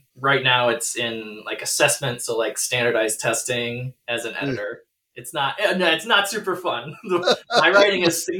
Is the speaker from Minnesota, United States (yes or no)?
yes; Minneapolis–Saint Paul, Minnesota, United States; I'm from the Twin Cities, been in Minnesota my whole life